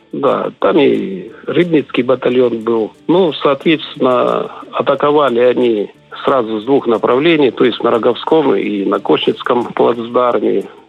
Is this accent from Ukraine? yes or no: no; Transnistria, Moldova; Я сам по национальности молдаванин